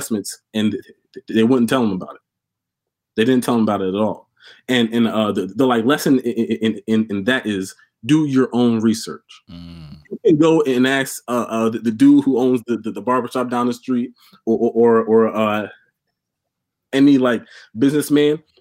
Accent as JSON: {"language": "English", "town": "Mount Laurel", "region": "New Jersey", "country": "United States", "tie": "born or raised there", "said": "I'm from Mount Laurel, New Jersey"}